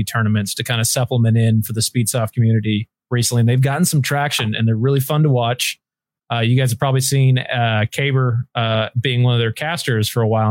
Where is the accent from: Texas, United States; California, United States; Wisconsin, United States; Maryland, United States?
Texas, United States; I'm from Texas